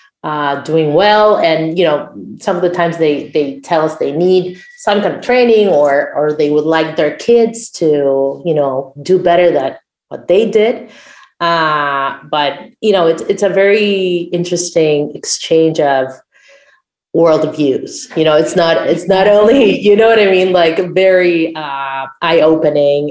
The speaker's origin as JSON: {"language": "English", "country": "Uruguay", "first_language": "Spanish", "second_language": "English", "said": "I'm from Uruguay."}